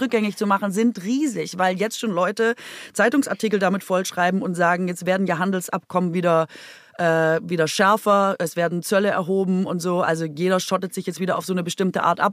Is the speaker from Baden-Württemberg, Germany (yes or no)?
yes; Baden-Württemberg, Germany; moved away; von meiner Heimat